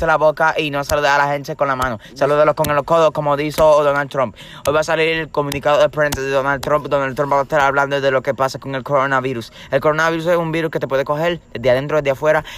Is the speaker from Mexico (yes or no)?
no; Puerto Rico; Yo sé que somos puertorriqueños